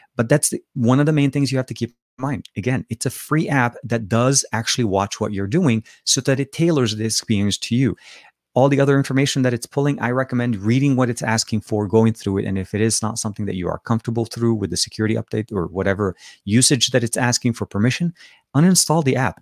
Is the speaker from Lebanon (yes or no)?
yes; Lebanon; accent: Lebanese Arabic; now in California, United States; I am from Lebanon originally. So I speak Arabic